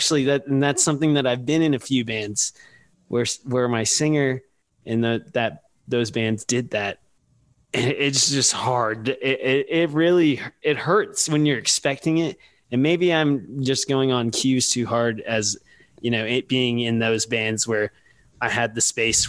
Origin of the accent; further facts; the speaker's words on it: San Antonio, Texas, United States; I'm a huge basketball fan, and I'm from Spurs, San Antonio